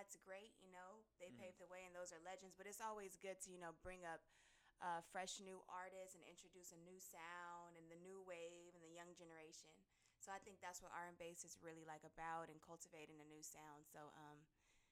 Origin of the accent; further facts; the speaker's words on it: Los Angeles, California, United States; I'm born and raised in Los Angeles